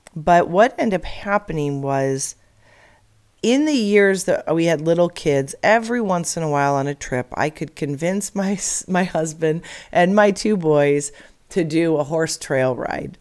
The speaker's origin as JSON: {"language": "English", "region": "Illinois", "country": "United States", "tie": "born or raised there", "moved": "yes", "lives_now": "Arizona, United States", "said": "I grew up in Illinois, and like most every little girl, we dreamed of having a pony in the suburbs of Chicago"}